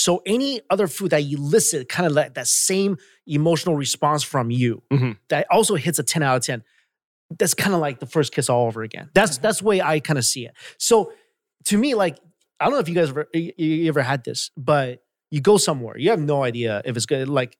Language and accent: English; New York, United States; moved away; I'm from New York